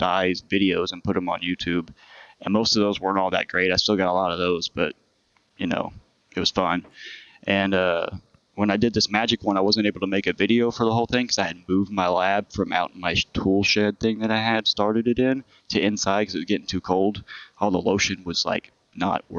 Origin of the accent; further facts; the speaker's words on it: Fort Worth, Texas, United States; now in Corpus Christi, United States; I grew up in Fort Worth, Texas